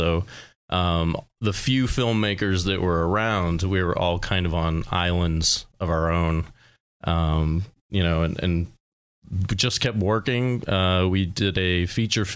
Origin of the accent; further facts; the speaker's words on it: Albion, Pennsylvania, United States; I'm a local as well. I'm from Albion originally